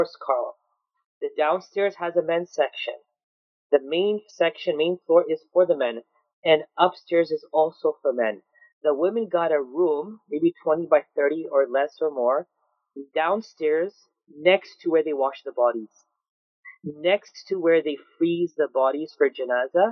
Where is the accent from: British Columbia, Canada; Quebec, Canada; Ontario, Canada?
Ontario, Canada; Toronto; Toronto, my hometown